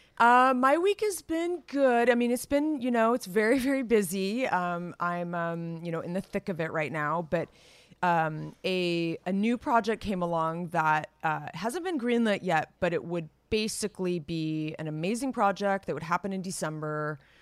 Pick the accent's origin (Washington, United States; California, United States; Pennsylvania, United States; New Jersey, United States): California, United States; Los Gatos; moved away; my hometown, Las Gatas